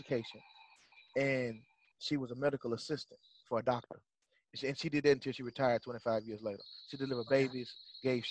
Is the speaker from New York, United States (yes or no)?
no; Memphis, Tennessee, United States; also born or lived in Arkansas; I was born in Memphis. I was raised by my mom, my great aunt, and my grandmother